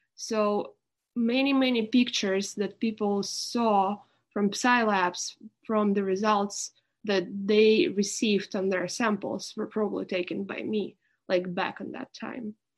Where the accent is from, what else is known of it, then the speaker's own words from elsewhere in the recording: Irkutsk, Irkutsk Oblast, Russia; moved away; I was born in Siberia in the city of Irkutsk, which is near Lake Baikal, the deepest lake in the world. It's a pretty mount- mountainy area.